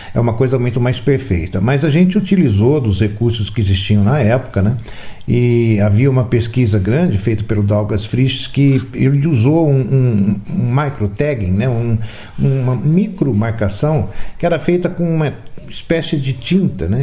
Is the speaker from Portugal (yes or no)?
no; Campinas, São Paulo, Brazil; now in Valinhos, Brazil; Hoje eu moro em Valinhos, mas nasci em Campinas.